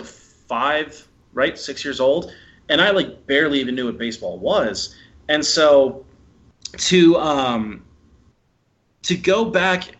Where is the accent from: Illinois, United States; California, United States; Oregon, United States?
Illinois, United States; Evanston; I grew up in Evanston